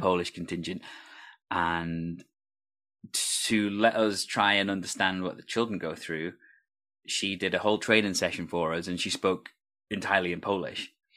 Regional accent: Wales, United Kingdom; I'm Welsh

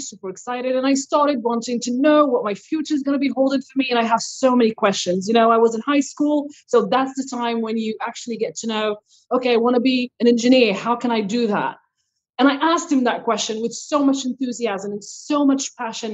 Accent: Morocco; now in Quebec, Canada; I grew up in Morocco.

